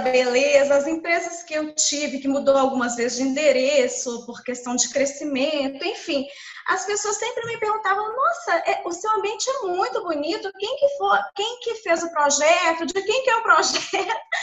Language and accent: Portuguese; Belo Horizonte, Minas Gerais, Brazil; eu sou de Belo Horizonte